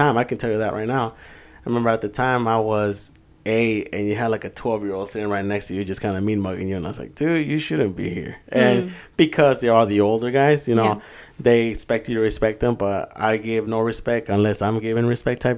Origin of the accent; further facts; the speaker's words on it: Apozol, Zacatecas, Mexico; moved away; also born or lived in Jalpa, Zacatecas; in the southern part of Zacatecas, you know, which is called La Pozol, you know, I was born in Jalpa